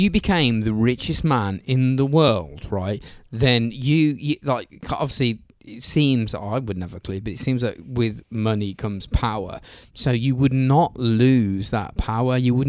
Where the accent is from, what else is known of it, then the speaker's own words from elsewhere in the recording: England, United Kingdom; we're English.